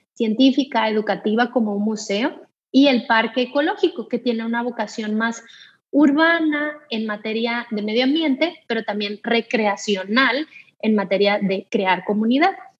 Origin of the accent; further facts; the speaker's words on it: Culiacán, Sinaloa, Mexico; also born or lived in Monterrey; mi ciudad de origen